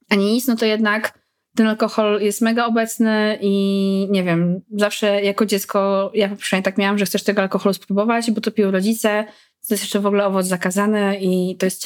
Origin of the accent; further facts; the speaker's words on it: Poland; Ja nie wiem, czy też właśnie dorastanie w Polsce powoduje jakieś